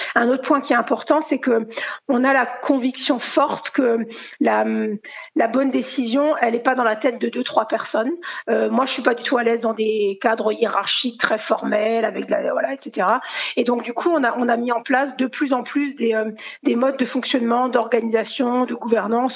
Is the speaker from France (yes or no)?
yes; Alsace, Grand Est, France; en tant qu'Alsacienne